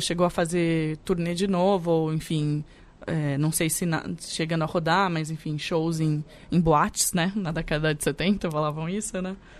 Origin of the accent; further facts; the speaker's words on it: interior of São Paulo, Brazil; eu fui criada, nascida e criada em São Paulo, né? No interior de São Paulo, na verdade